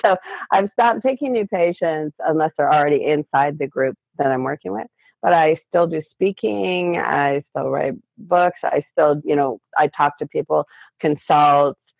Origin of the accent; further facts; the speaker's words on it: Canada; I'm from Canada